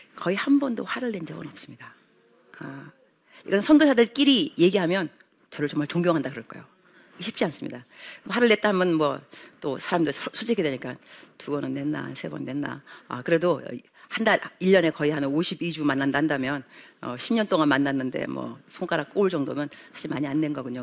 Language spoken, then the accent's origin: Korean; South Korea; moved away as an adult; now in Kenya; South Korea